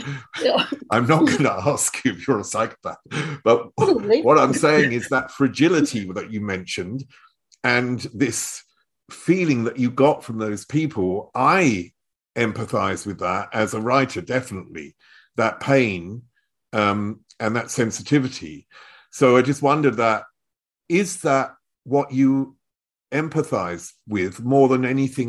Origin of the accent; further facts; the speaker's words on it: Chelmsford, East of England, United Kingdom; now in Germany; I was brought up in Chelmsford, which is the other side of London